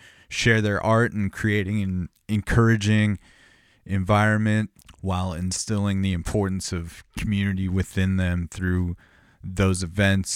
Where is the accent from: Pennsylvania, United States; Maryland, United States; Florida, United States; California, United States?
California, United States; Southern; growing up in Southern California, we had Power 106